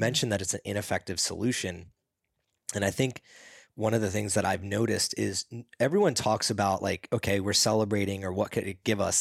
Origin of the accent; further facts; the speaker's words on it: East Coast, United States; when I grew up on the East Coast